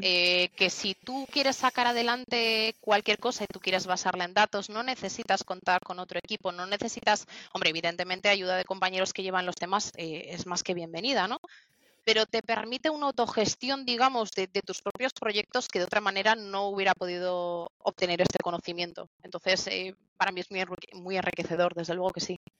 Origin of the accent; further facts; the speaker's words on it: Barakaldo, Basque Country, Spain; yo soy de Barracaldo y estoy en la nave de aquí Bilbao